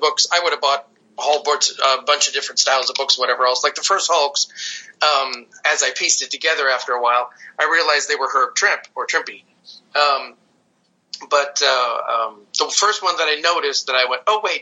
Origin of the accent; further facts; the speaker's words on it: Stevens Point, Wisconsin, United States; I was raised in Wisconsin, Stevens Point, Wisconsin